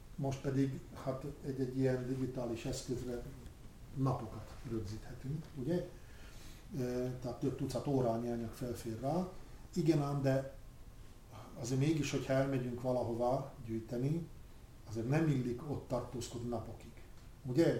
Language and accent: Hungarian; Rača, Bratislava Region, Slovakia; Récsén együtt nevelkedtünk